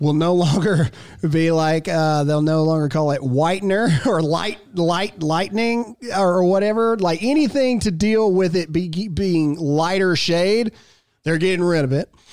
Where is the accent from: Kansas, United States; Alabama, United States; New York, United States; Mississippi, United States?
Mississippi, United States; I am born and raised in Mississippi